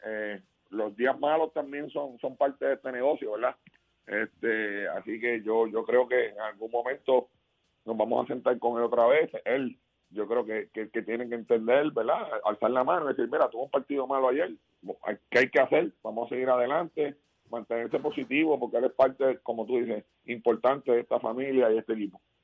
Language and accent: Spanish; Puerto Rico; como puertorriqueño que soy